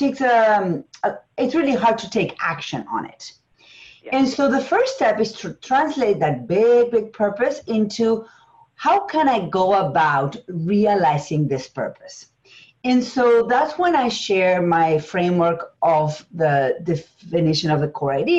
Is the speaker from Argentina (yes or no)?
yes; Argentina; English is a second language; moved away; It's English as a second language. I'm from Argentina